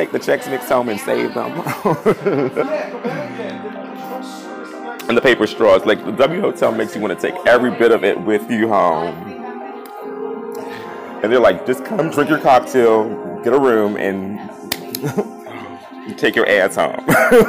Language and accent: English; New York City, New York, United States; I'm from Brooklyn